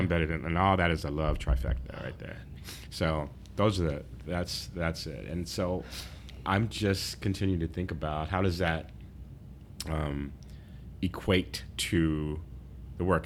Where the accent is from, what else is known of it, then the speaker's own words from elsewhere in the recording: San Diego, California, United States; I was from San Diego